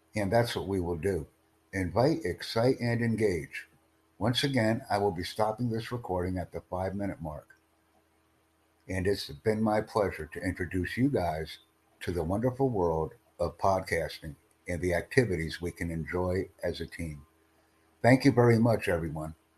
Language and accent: English; United States; I come from the United States